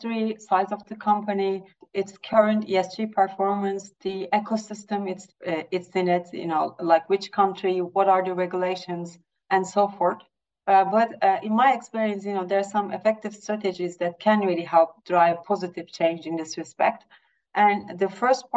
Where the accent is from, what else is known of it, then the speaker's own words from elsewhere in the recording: Turkey; I'm from Turkey, coming from an emerging market.